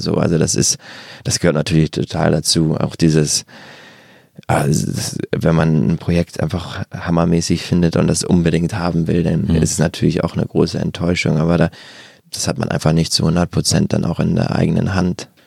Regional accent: Germany; in der Vorstadt gegangen, wo ich herkomme, in Wagterheide

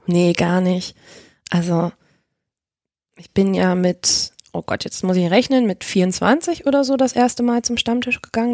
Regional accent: Hanover, Lower Saxony, Germany; moved away as an adult; now in Leipzig, Germany; ich komme ursprünglich aus Hannover tatsächlich, wohne aber jetzt seit sechseinhalb Jahren in Leipzig

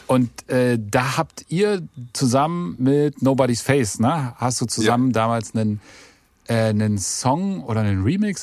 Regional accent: East Germany, Germany; ich bin ja auch Ossi

